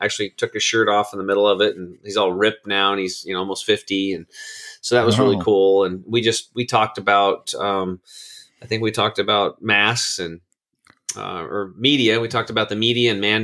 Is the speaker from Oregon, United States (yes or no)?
yes; Eastern Oregon, United States; growing up in Eastern Oregon on the standard American diet